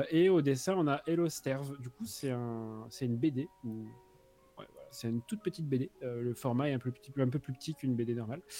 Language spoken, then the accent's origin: French; France; parce que je suis, français et que j'ai un accent anglais très pourri